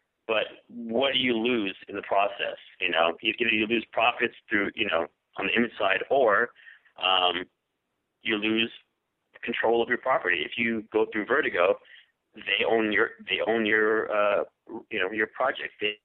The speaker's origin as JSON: {"language": "English", "region": "New York", "country": "United States", "tie": "born or raised there", "moved": "as an adult", "lives_now": "Los Angeles, United States", "said": "I grew up in New York. I moved out here to L.A. I live in Los Angeles, and I've been here since 94"}